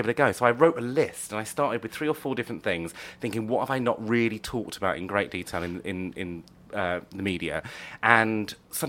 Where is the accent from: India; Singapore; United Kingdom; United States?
United Kingdom; Leicester, East Midlands; moved away as an adult; now in London, United Kingdom; I'm from Leicester, and so they can't really pronounce all those silent letters